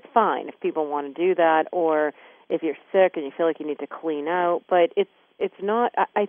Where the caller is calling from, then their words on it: Maine, United States; also born or lived in Laguna Beach; I'm calling in from Maine.